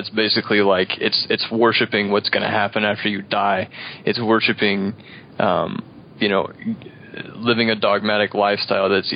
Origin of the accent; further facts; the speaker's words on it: Edwardsville, Illinois, United States; now in Wood River, United States; I'm originally from Edwardsville, Illinois. I live in Wood River right now